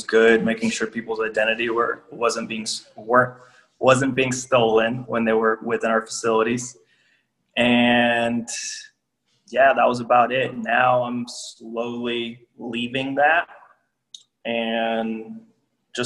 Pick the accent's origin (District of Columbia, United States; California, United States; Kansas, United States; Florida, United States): Florida, United States; Miami; moved away as an adult; also born or lived in Georgia; now in Indianapolis, United States; born and raised in Miami